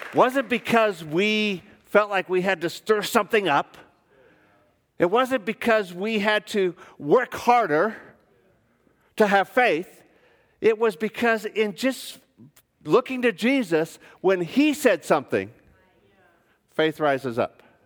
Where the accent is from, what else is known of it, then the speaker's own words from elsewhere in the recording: United States; moved away as an adult; also born or lived in Melbourne, Australia; I'm an American